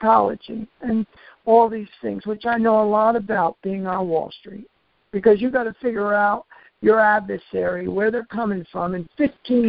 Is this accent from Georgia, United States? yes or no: no; New York, United States; I'm from New York